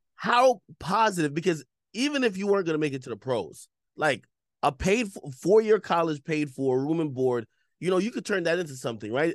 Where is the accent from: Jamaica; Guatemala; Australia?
Jamaica; I'm from Jamaica